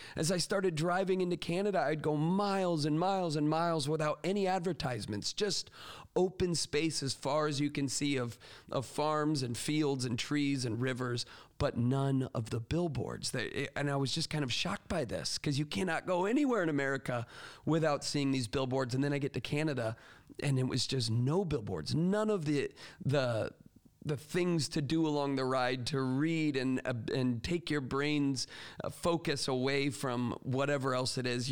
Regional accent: Port Charlotte, Florida, United States; moved away; my hometown of Port Charlotte, Punta Gorda area. And this is where I spent my whole childhood

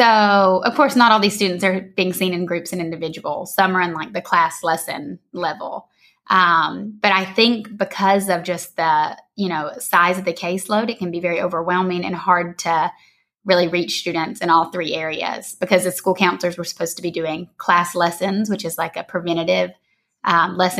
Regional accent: Georgia, United States; moved away as an adult; also born or lived in San Diego, California; now in Costa Rica; I'm from Georgia originally. I always have to say that because I have quite an accent

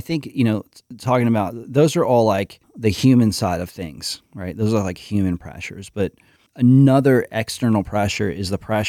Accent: New York, United States; Whereas me, I'm kind of like the alienated New Yorker.

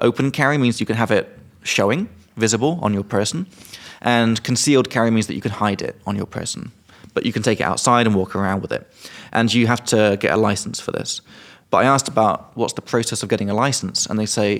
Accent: England, United Kingdom; now in Czech Republic; I'm from England, but I live in Czech Republic

